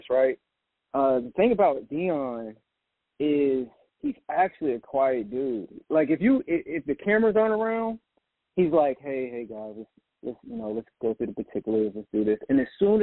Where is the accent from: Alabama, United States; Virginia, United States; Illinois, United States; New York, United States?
Virginia, United States; Richmond; I'm from Richmond, Virginia